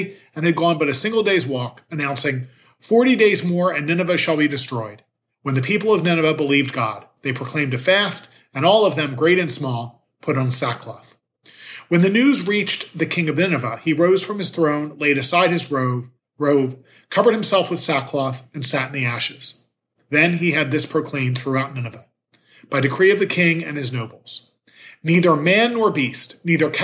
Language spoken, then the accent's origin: English; Philadelphia, Pennsylvania, United States; Growing up in Philadelphia, 40 hours devotion was a part of the culture